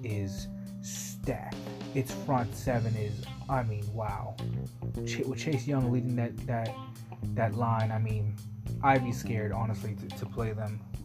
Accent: Washington area, Maryland, United States; moved away; also born or lived in New York; I actually moved to the Washington area. I actually lived and grew up like 10, 15 minutes away from the actual, from FedEx Stadium where Washington plays

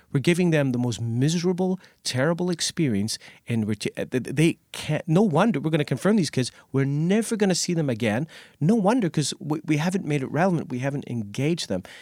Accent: Scotland, United Kingdom; also born or lived in Nova Scotia, Canada; now in Canada; I, I grew up in Scotland and went to Catholic schools

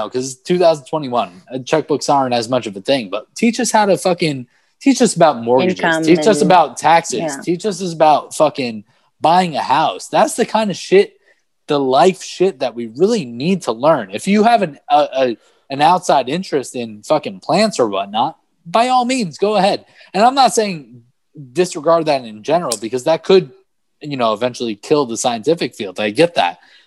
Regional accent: Manalapan, New Jersey, United States; also born or lived in Brooklyn, New York; I grew up in Manalapan, New Jersey, after moving here from Brooklyn

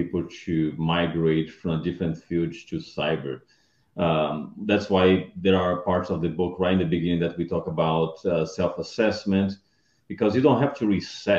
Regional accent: Brazil; moved away as an adult; also born or lived in Round Rock, Texas / Dallas, Texas; now in United States; I'm originally from Brazil. I moved to US in 2003 to work as a vendor at Microsoft

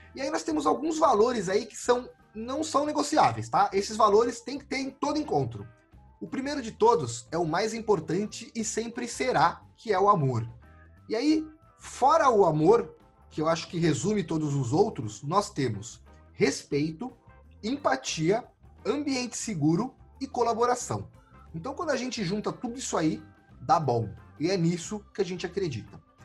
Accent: São Paulo, Brazil; E eu sou de São Paulo

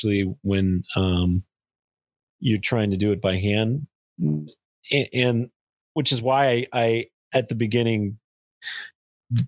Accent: Glendale, California, United States; I grew up in Glendale too, grew up in LA.

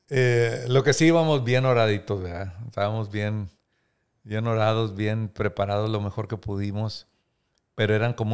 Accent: Múzquiz, Coahuila, Mexico; yo soy originario de Musquis y yo quería que ella conociera

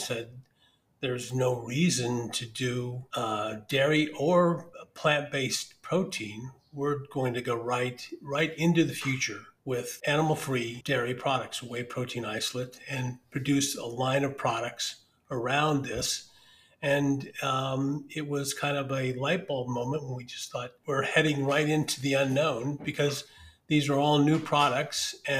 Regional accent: Wichita, Kansas, United States; moved away as an adult; also born or lived in San Francisco / New York; We're originally from Wichita, Kansas

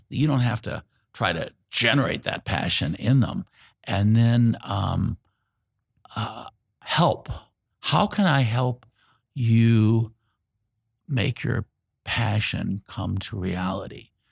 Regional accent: Indianapolis, Indiana, United States; I was born here in Indianapolis

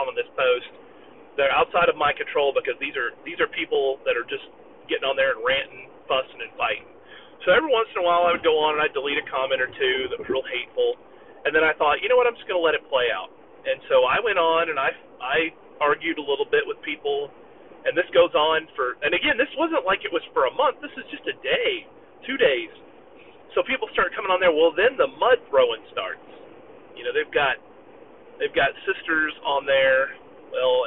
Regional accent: Southwest Missouri, United States; moved away; I'm originally from Southwest Missouri.

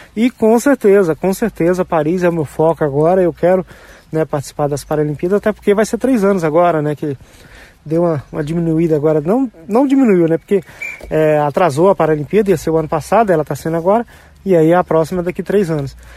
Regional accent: Silvânia, Goiás, Brazil; Eu tenho o maior orgulho de, de dizer que eu sou goiano, nascido em Silvânia, na cidade do interior

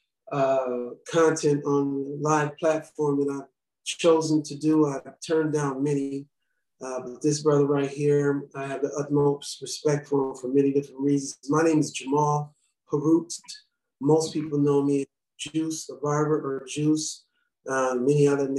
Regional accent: St. Paul, Minnesota, United States; I'm originally from St. Paul, born and raised

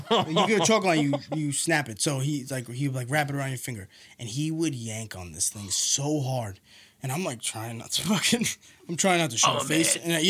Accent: New York City, New York, United States; moved away; also born or lived in Nassau County, New York; I'm Nassau, first of all, I'm not from Seaford, all right? I'm from fucking Killer Queens, baby.

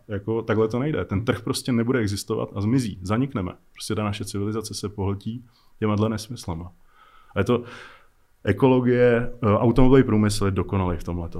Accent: Czechia; my máme strašně dobrý piloty u nás jako v Čechách, jako strašní legendy, které jsou úplně jako neznámí jenom tím, že jsme Češi

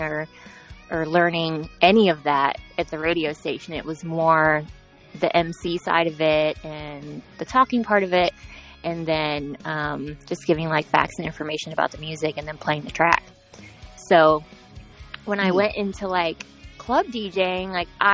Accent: Ohio, United States; moved away as an adult; now in Florida, United States; once I moved away from Ohio, where I'm originally from

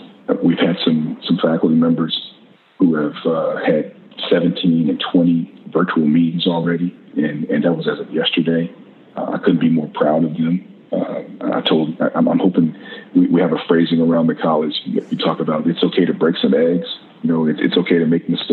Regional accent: the South, United States; as Americans, as a Southerner

